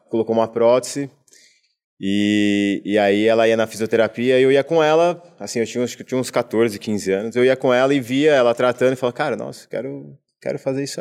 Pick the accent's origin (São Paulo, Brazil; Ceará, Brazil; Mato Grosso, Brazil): São Paulo, Brazil; Americana; que eu sou de Americana do interior, né, na cidade de interior de São Paulo.